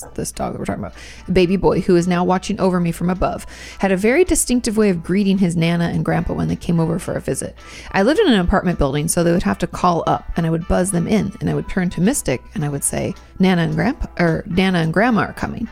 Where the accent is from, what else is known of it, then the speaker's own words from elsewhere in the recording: United States; I'm from America